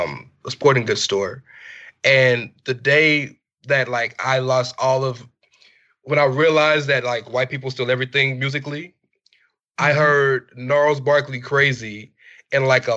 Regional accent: Texas, United States; I am from Texas

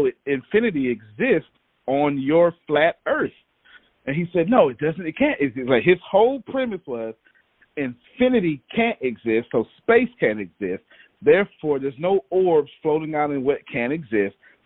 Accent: Texas, United States; I'm from Texas

